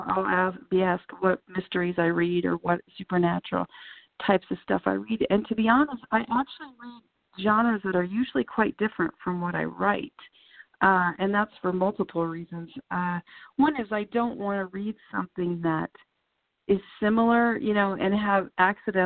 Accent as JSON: {"language": "English", "town": "Deadwood", "region": "South Dakota", "country": "United States", "tie": "born or raised there", "said": "I spent so much time growing up in Deadwood. My mom has lived there since I was in seventh grade, so I would spend a lot of time there going back and forth between my parents"}